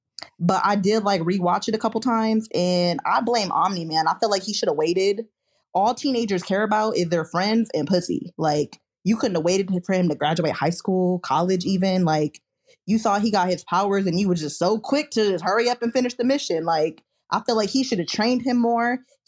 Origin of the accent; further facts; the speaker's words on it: Las Vegas, Nevada, United States; I'm from Vegas.